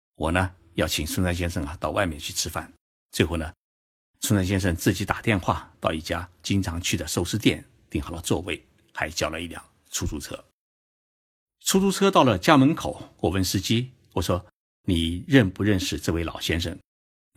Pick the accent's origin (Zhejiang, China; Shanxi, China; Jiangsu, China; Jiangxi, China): Zhejiang, China; Zhoushan; now in Japan; 是我的老家 浙江舟山市